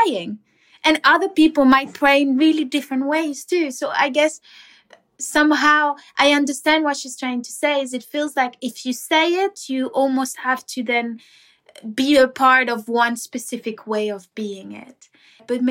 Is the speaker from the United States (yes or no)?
no; Cuba; We grew up in Cuba